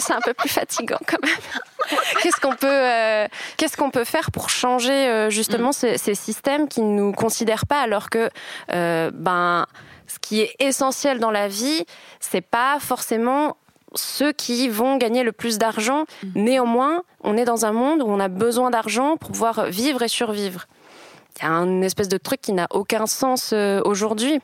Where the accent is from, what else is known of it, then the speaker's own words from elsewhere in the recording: France; now in Switzerland; en tant que Française